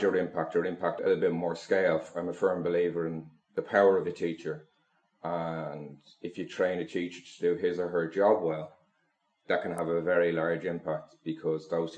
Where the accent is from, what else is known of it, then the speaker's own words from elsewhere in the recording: Ireland; moved away as an adult; also born or lived in Dublin, Ireland; now in Siem Reap, Cambodia; I'm Irish.